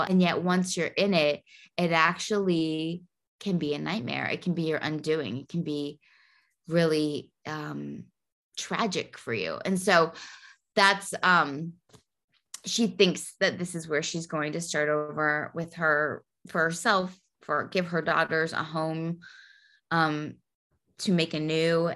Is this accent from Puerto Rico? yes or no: yes; Puerto Rico; growing up in Puerto Rico